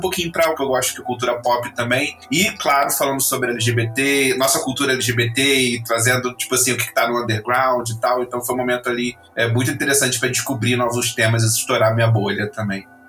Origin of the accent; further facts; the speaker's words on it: Rio de Janeiro, Brazil; now in Lisbon, Portugal; sou natural do Rio de Janeiro e agora vivendo em Lisboa, em Portugal